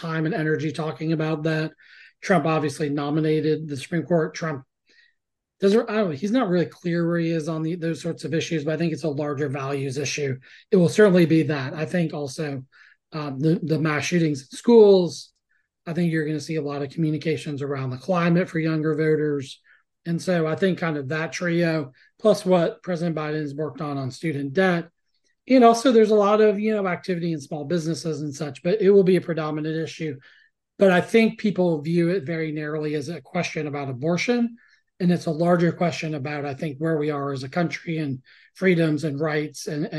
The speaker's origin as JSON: {"language": "English", "country": "United States", "lives_now": "Florida, United States", "said": "as an American, frankly, as a citizen"}